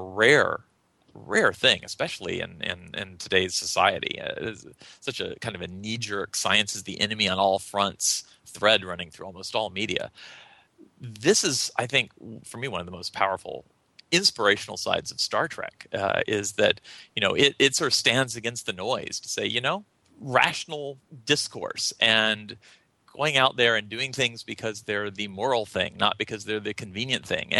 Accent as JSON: {"language": "English", "region": "North Carolina", "country": "United States", "tie": "born or raised there", "said": "I was born and raised in North Carolina"}